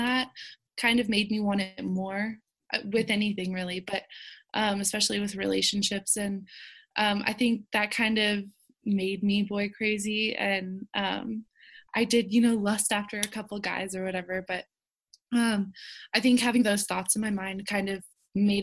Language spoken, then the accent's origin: English; the South, United States; I was raised in the South where, you know, a huge part of my life was church